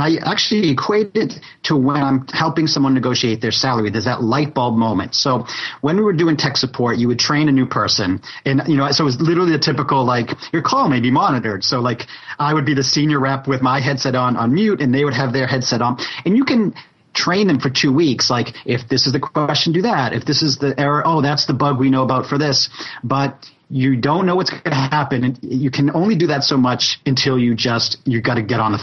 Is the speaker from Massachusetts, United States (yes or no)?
yes; Boston, Massachusetts, United States; I grew up in Boston